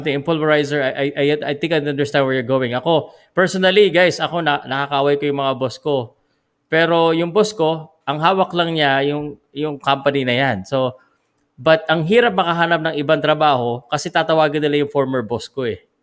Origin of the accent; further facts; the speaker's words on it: Philippines; Because as a Filipino